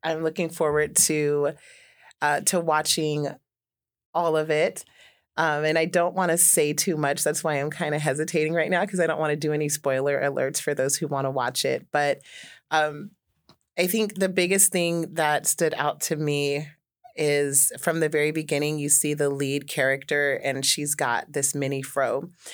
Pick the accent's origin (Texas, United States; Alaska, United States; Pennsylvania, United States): Alaska, United States; Juneau; I grew up here in Juneau